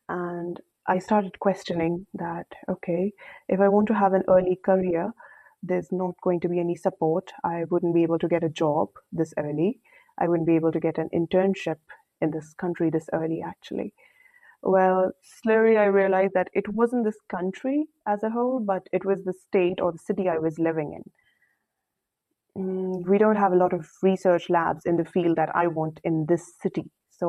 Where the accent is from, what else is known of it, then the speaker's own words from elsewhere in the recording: Saudi Arabia; now in India; when I moved from Saudi Arabia to India, it was definitely a very, very new experience because life in India is very, very fast-paced, you know.